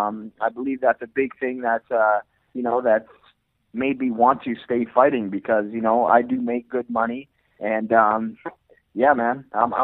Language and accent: English; Edmonton, Alberta, Canada; I'm born and raised in Edmonton, Alberta, Canada